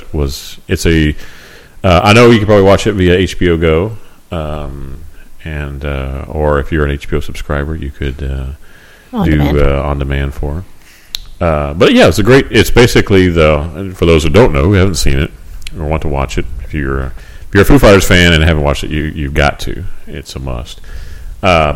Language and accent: English; Virginia, United States; Virginia, my home state